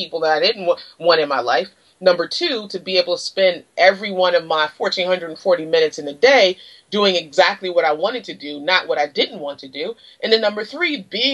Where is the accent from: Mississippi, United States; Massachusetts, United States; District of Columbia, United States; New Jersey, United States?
District of Columbia, United States; Washington; moved away; I'm originally from Washington, D.C.